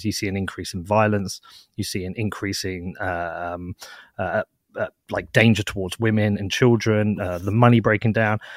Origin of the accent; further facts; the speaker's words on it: United Kingdom; I'm based in the U K. I'm British